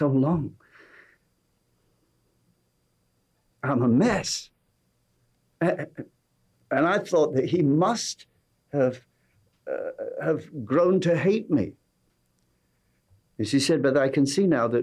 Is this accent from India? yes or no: no; England, United Kingdom; accent: English